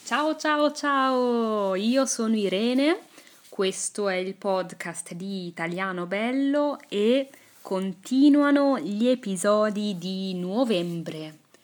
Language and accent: Italian; Italy; first language Italian; L'inglese l'ho imparato a scuola. Infatti, nelle scuole italiane